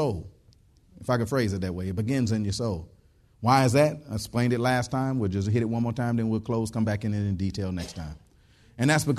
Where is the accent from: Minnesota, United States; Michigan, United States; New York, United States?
Michigan, United States; Detroit; moved away; I was from Detroit originally and stuff like that. And it get cold in Detroit.